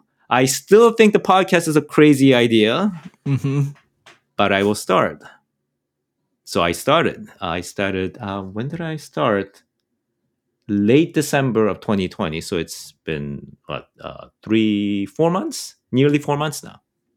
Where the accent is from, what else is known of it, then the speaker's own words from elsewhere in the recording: Canada; I'm a Canadian, all right? Guns are not really sort of urban Canadian.